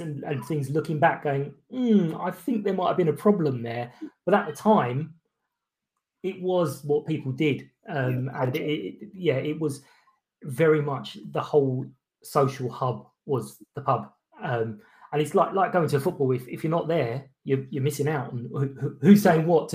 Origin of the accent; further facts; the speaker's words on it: London, United Kingdom; I born and brought up in Kilburn in North London.